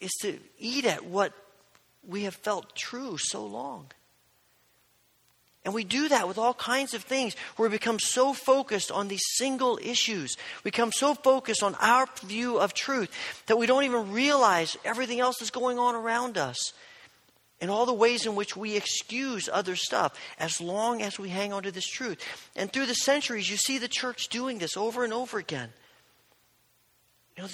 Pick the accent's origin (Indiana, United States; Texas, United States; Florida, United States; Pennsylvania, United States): Indiana, United States; born or raised there